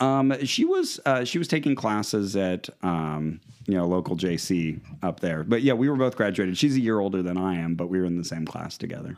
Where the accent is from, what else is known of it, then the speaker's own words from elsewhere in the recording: Santa Cruz, California, United States; we grew up in the Santa Cruz area and uh, my wife from Watsonville, uh, myself from Santa Cruz